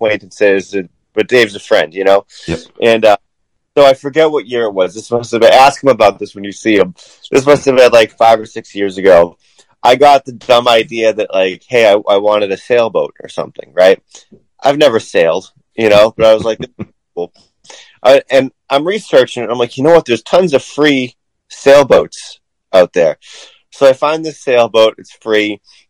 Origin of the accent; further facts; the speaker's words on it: Weymouth, Massachusetts, United States; I grew up in Weymouth